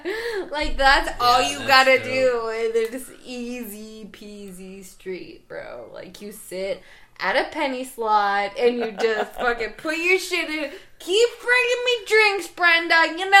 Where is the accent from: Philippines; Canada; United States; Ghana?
United States; Western Maryland; I grew up in Western Maryland